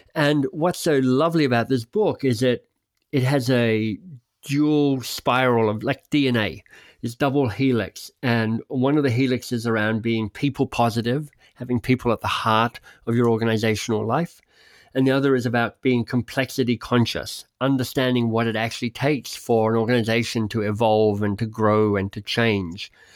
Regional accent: Canberra, Australian Capital Territory, Australia; I grew up in Canberra, Australia's national capital

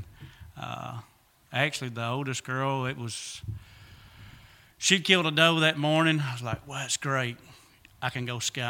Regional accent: United States; Well, I was born here in Lawrence County and been here ever since.

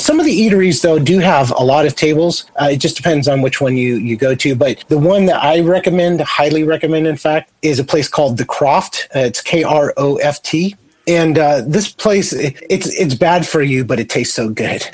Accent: Santa Barbara, California, United States; Santa Barbara, my hometown

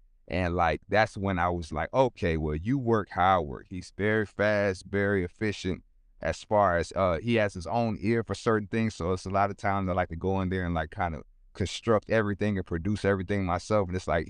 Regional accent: Sacramento, California, United States; also born or lived in San Francisco / Oakland / Los Angeles; But I was born in California. I know Sacramento first, and then I remember I stayed in San Francisco, Oakland, and then I had to move a lot because my family was going through a lot of things.

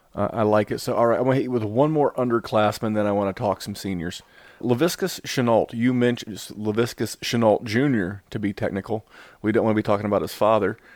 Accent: Indianapolis, Indiana, United States; Indy being my hometown

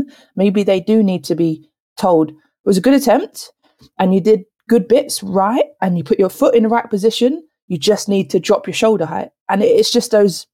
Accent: London, United Kingdom; accent: South London; moved away; also born or lived in Kent; I didn't realise that South London had an accent compared to Kent. And it's only when I hear other people from South London come to Kent, like, you're from South, aren't you?

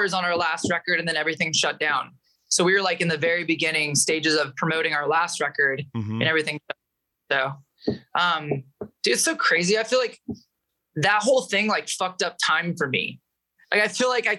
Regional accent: Medford, Oregon, United States; also born or lived in Michigan; that's where I was kind of born and raised

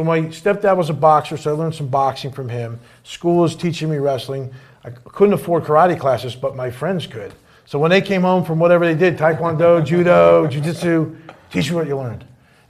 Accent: New Jersey, United States; So basically, of all surprising things, I grew up in North Jersey.

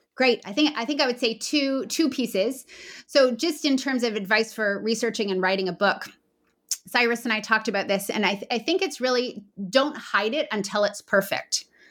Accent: Canada; As a Canadian

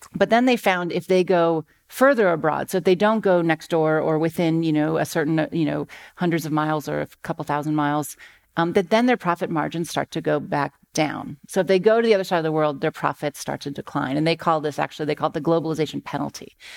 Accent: Akron, Ohio, United States; I grew up in Akron, Ohio

